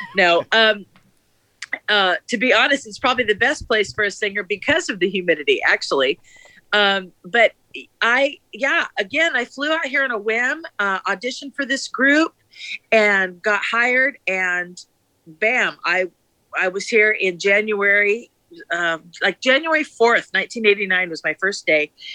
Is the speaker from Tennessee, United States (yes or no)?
no; Anaheim, California, United States; moved away; I am originally from Anaheim, California. So, I grew up with Disney basically in my backyard